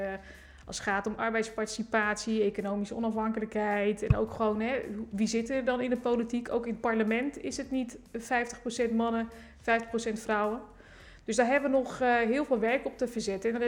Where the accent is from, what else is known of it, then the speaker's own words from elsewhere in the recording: Rotterdam, South Holland, Netherlands; eigenlijk uit Rotterdam-Zuid. Ik woon nu in de Esch.